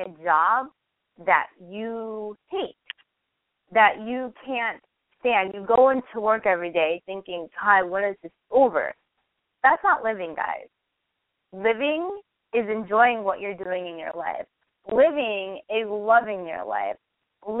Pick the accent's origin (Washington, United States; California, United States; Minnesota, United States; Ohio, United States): California, United States; Northern; moved away as an adult; also born or lived in San Francisco, United States; now in Los Angeles, United States; I am from Northern California